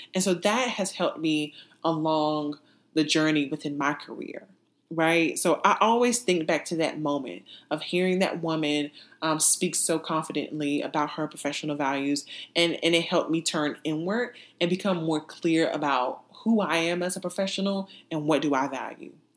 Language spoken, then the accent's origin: English; North Carolina, United States; moved away as an adult; also born or lived in Texas / Massachusetts / California; my home state of North Carolina